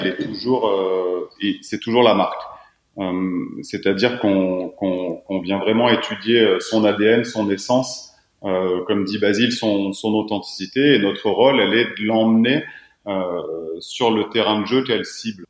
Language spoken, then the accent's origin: French; south-east France, France; now in Annecy, France; je suis originaire du sud-est de la France. je suis annécien depuis une dizaine d'années maintenant